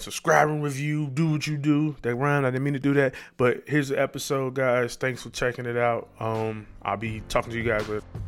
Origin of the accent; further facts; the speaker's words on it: Chicago, Illinois, United States; we come from the South Side.